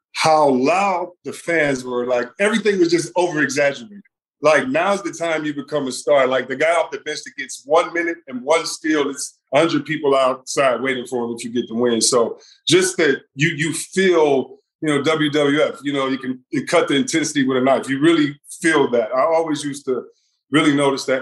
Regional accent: Detroit, Michigan, United States; growing up in Detroit

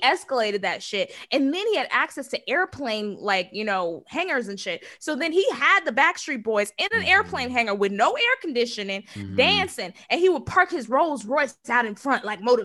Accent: Dallas, Texas, United States; I'm from Dallas

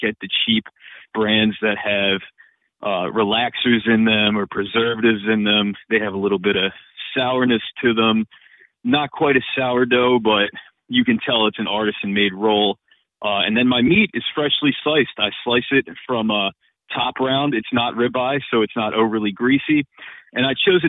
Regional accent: Philadelphia, Pennsylvania, United States; being a Philadelphian, being from this area

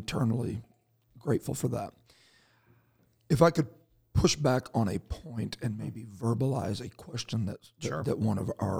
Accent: Canada; So we see him when we're out getting more ice for our igloo, because that's the majority of what Canadians do, right?

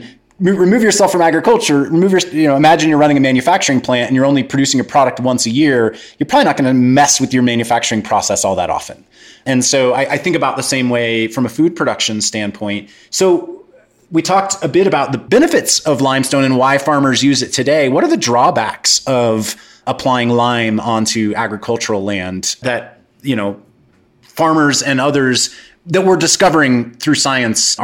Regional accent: Kansas, United States; I grew up in Kansas

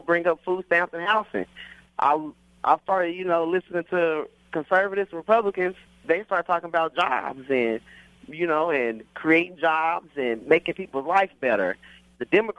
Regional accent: Oklahoma City, Oklahoma, United States; I grew up in Oklahoma City

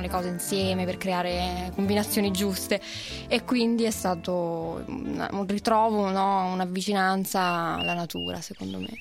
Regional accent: Genoa, Liguria, Italy; io sono genovese

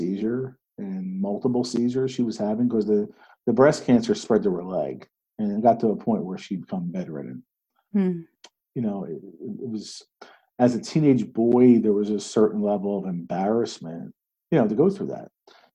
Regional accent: outside of Philadelphia, Pennsylvania, United States; growing up outside of Philadelphia, being 100% Italian

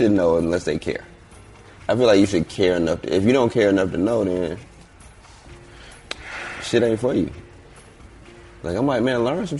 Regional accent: Atlanta, Georgia, United States; I grew up on Deal, up the street.

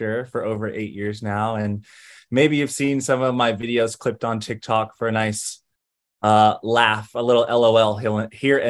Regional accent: Greensboro, North Carolina, United States; moved away as an adult; also born or lived in Los Angeles, California; now in New York, United States; I was born in Los Angeles. I lived there till I was about 8. Me and my mom and like 3 cats and 2 dogs packed into a Chrysler and like moved across the country in the 90s. And we settled into Greensboro, North Carolina, where I grew up from 8 to 22

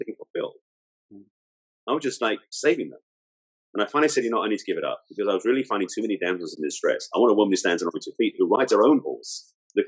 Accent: England, United Kingdom; moved away as an adult; now in United States; I'm English, I was out here in the States at the time.

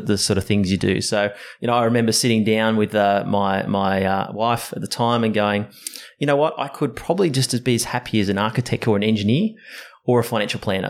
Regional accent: Sydney, New South Wales, Australia; Sydney born and bred. Um, uh, grew up in uh, the hills area

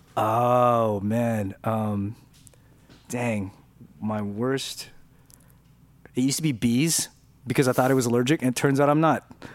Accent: Downey, California, United States; accent: Mexican; for several years growing up, I spoke with a Mexican accent because I was from, 'cause I was from Downey

